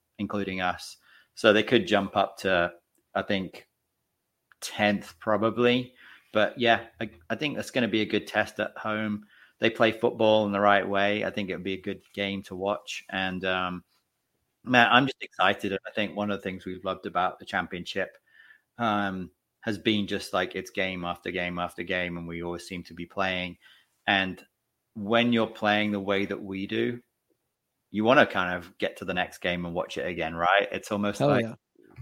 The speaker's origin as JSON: {"language": "English", "town": "Leamington Spa", "region": "West Midlands", "country": "United Kingdom", "tie": "born or raised there", "moved": "yes", "lives_now": "United States", "said": "Leamington Spa, which is my hometown in England"}